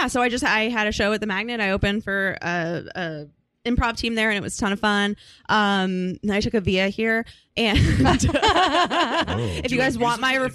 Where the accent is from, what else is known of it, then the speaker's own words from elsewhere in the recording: Arlington, Massachusetts, United States; moved away as an adult; now in New York, United States; I was born in Massachusetts. And then I was also raised in Massachusetts.